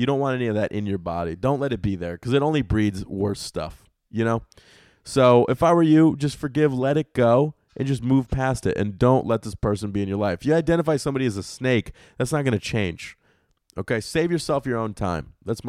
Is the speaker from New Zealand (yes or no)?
yes; New Zealand; I'm from New Zealand